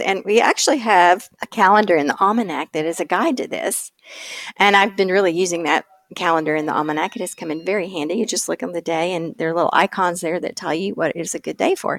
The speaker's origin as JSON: {"language": "English", "region": "East Tennessee", "country": "United States", "tie": "born or raised there", "moved": "yes", "said": "growing up in East Tennessee, which is southern Appalachia"}